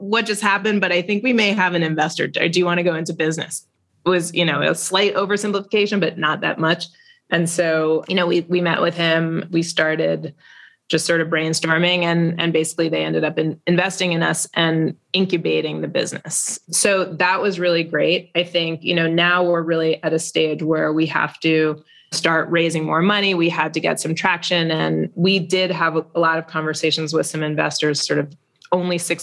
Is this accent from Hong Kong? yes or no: no; New York, United States; we're from New York.